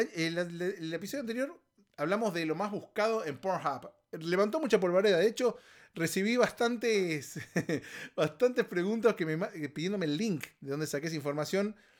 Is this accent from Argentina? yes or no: yes; Argentina; moved away; Argentina, en mi país, en mi país de origen